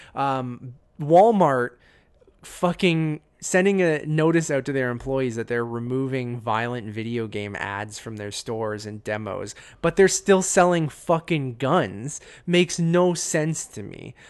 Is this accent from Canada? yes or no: yes; Canada; as a Canadian